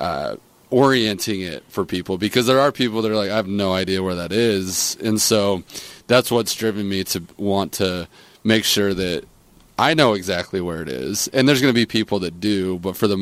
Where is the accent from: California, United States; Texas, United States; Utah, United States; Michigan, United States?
Utah, United States; St. George; this is actually where I grew up. I grew up right here on the Black Hill